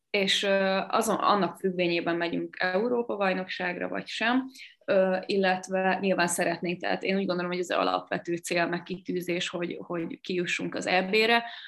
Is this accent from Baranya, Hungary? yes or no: no; Sopron, Győr-Moson-Sopron, Hungary; nekem ugye Sopron a nevelőegyesületem, ugye én Soproni vagyok